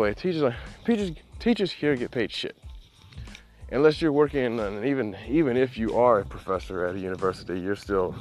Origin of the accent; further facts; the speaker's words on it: United States; I'm from the United States